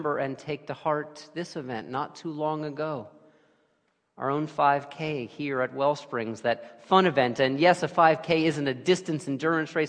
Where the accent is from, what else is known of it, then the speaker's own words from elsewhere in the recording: New York City, New York, United States; moved away; also born or lived in Cape Cod / New Haven; my native New York City